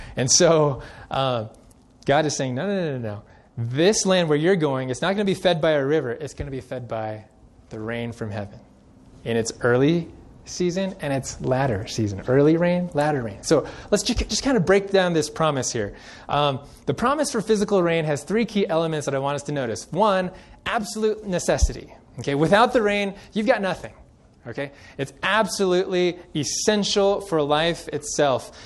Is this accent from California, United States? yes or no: yes; Central California, United States; now in Colorado, United States; I grew up in Central California